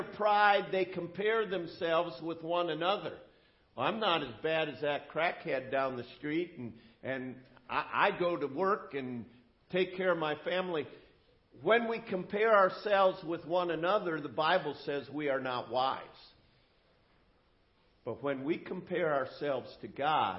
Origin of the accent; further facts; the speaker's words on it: United States; as an American